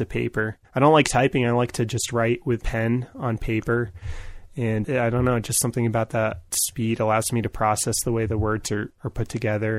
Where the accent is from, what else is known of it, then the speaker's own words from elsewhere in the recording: New York, United States; I grew up in New York